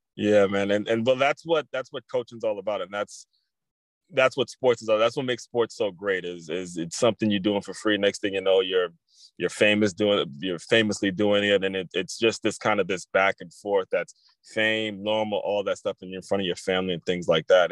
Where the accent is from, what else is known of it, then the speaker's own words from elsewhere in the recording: Maryland, United States; I grew up in Maryland